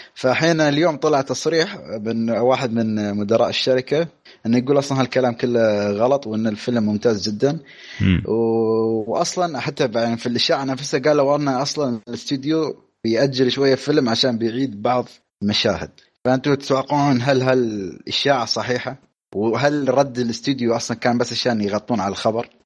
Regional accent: United Arab Emirates; عندنا بالامارات

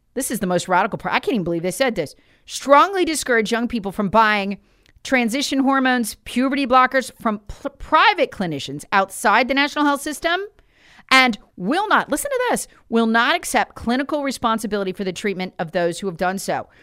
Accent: Charlotte, North Carolina, United States; my hometown of, of Charlotte

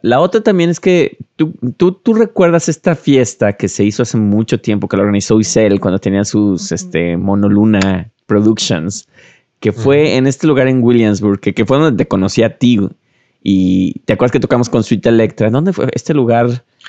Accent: Guadalajara, Jalisco, Mexico; creciendo en Guadalajara

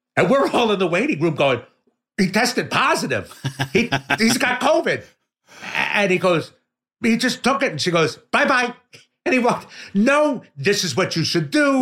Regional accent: Yardley, Pennsylvania, United States; born or raised there; accent: New York; moved away; also born or lived in Trenton, New Jersey / Chicago

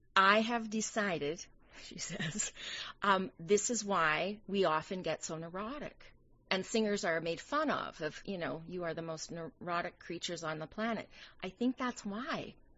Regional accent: Canadian Prairies, Canada; now in New York City, United States; I'm a Canadian girl by birth. Yes, I'm from the Canadian prairies.

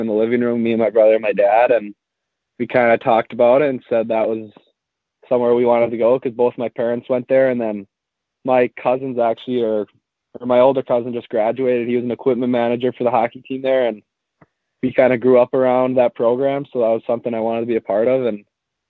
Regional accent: Maple Grove, Minnesota, United States; I'm from Maple Grove, Minnesota.

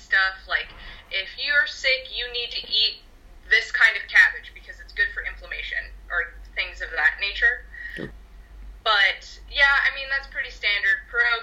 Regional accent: United States; I'm from the United States. I'm Polish-American and Croatian-American

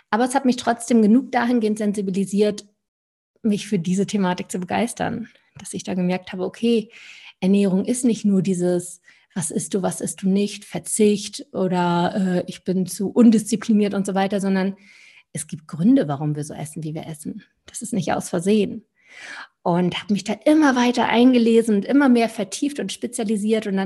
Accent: Lübeck, Schleswig-Holstein, Germany; also born or lived in Stuttgart; Also bin ich einmal vom ganz aus dem Norden, wo ich herkomme, von der Ostsee aus Lübeck komme ich

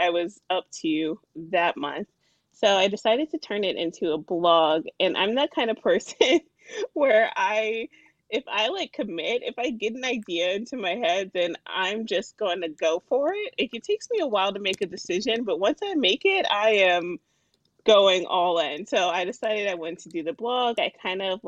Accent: Alexandria, Virginia, United States; I am from Alexandria, Virginia. I grew up here, which is right outside the D.C. area

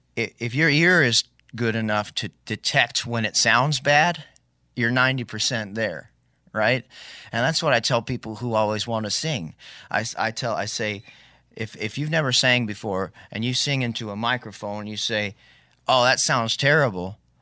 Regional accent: Maui, Hawaii, United States; He lived on Maui, interestingly enough, which I grew up in Maui.

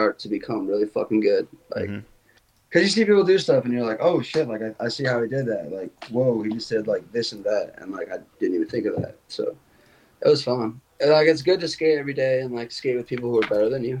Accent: Chicago, Illinois, United States; now in Jacksonville, United States; I'm from Chicago

